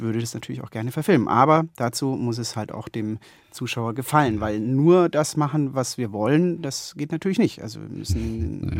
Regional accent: Konstanz, Baden-Württemberg, Germany; moved away; meiner Heimatstadt Konstanz

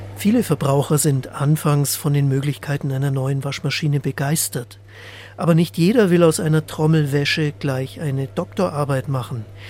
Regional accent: Germany; bei uns in Deutschland

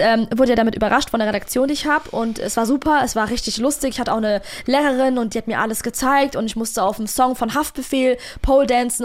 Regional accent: Frankfurt am Main, Hesse, Germany; accent: Hessian; als Frankfurter, freches, ausländisches Mädchen. Fact Nummer eins, ich bin hier geboren, bin hier aufgewachsen

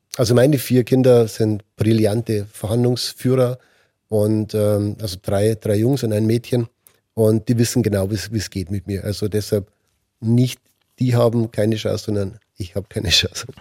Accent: Germany; als Deutsche

